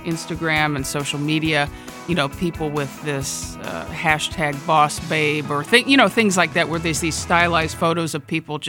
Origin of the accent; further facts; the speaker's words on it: Midwest, United States; I grew up in the Midwest, and I came out to California after college for my real first grown-up work experiences.